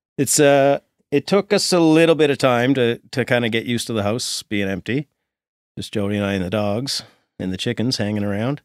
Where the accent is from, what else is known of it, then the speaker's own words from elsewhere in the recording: Sydney, Nova Scotia, Canada; We're from, s, both from Sydney. He's from, uh, we were talking about neighborhoods earlier, but he's from the Pier and I'm f, I was from Ashby